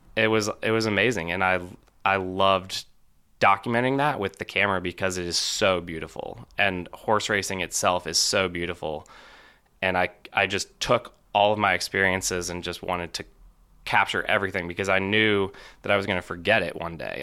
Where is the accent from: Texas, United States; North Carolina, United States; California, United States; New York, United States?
North Carolina, United States; Charlotte; I grew up in Charlotte, North Carolina